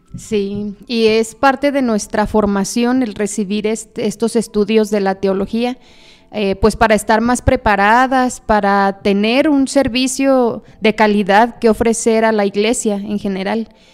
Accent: Zapopan, Jalisco, Mexico; yo soy originaria de Guadalajara, específicamente del municipio de Zapopan, Jalisco.

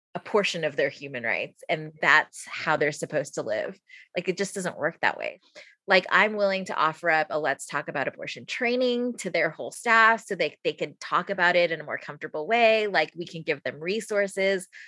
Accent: San Antonio, Texas, United States; now in Austin, United States; I'm from San Antonio, so I like the Spurs kind of by default

